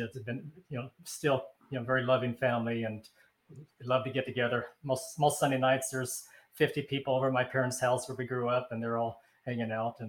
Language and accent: English; Arizona, United States; we were born and raised in Arizona, both of us.